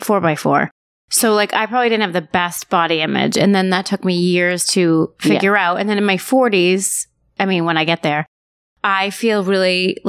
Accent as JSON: {"language": "English", "region": "New Hampshire", "country": "United States", "tie": "born or raised there", "also_born_or_lived": "Maine", "moved": "yes", "said": "Well, I grew up in New Hampshire."}